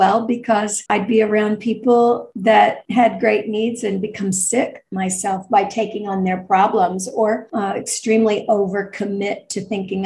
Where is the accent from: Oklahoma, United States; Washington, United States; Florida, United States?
Oklahoma, United States; Tulsa; I grew up in Tulsa, Oklahoma, on the outskirts of town, on 40 acres